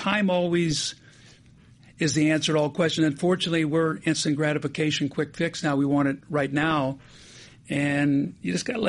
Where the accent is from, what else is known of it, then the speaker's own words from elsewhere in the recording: Benton, Illinois, United States; moved away; I grew up in Benton, 23 miles apart.